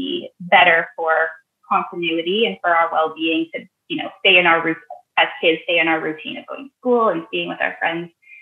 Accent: Northern Alberta, Canada; moved away; my hometown in Northern Alberta

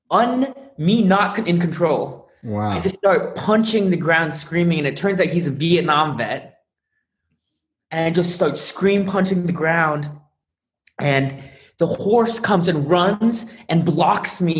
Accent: South Korea; born there; I'm adopted from South Korea, and I've been on this journey my whole life

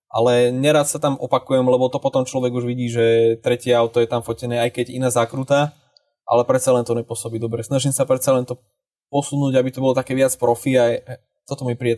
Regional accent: Dubnica nad Váhom, Trenčín Region, Slovakia; keďže som z Dubnice, čo už není zrovna za rohom od Bratislavy

